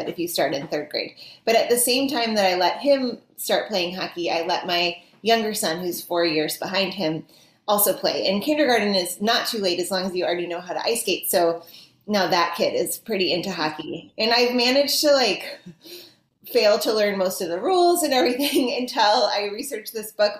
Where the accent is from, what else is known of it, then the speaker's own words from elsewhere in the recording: Minnesota, United States; I'm from Minnesota